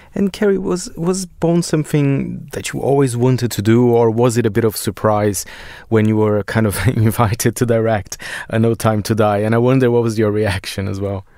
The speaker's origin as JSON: {"language": "English", "country": "Brazil", "moved": "yes", "lives_now": "United Kingdom", "said": "my home country, Brazil"}